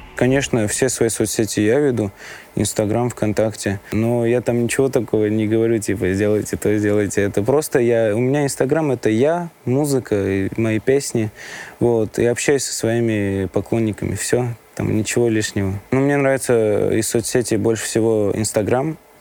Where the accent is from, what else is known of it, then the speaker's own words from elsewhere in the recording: Vanadzor, Lori, Armenia; Я родился в Армении, город, э, Ванадзёрск